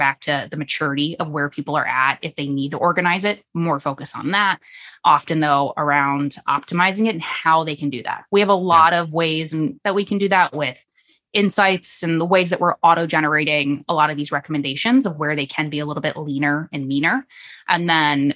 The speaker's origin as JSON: {"language": "English", "region": "Florida", "country": "United States", "tie": "born or raised there", "moved": "yes", "lives_now": "Virginia, United States", "said": "So I grew up in Florida"}